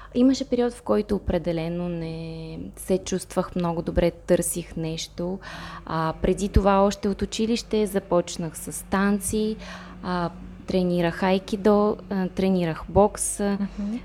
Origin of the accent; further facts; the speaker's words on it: Moldova; Bulgarian is a second language; also born or lived in Saint Petersburg, Russia; now in Bulgaria; Аз съм от Молдова. Молдова. А, живях в Петербург преди да се преместя тук.